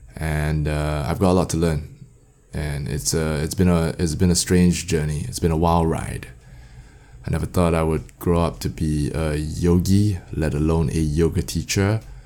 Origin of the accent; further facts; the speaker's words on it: Singapore; I'm from Singapore